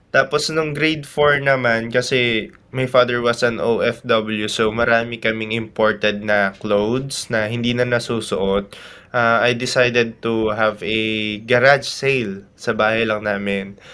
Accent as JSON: {"language": "Tagalog", "area": "Tarlac", "region": "Central Luzon", "country": "Philippines", "tie": "born or raised there", "said": "representing my hometown province Tarlac"}